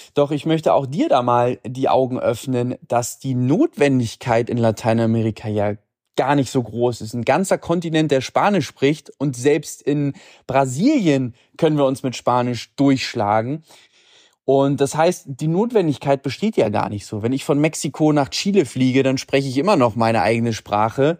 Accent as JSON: {"language": "German", "country": "Germany", "said": "Bei uns in Deutschland"}